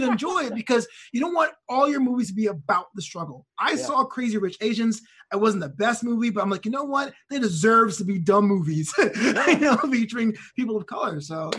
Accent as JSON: {"language": "English", "country": "United States", "said": "as a first-generation American"}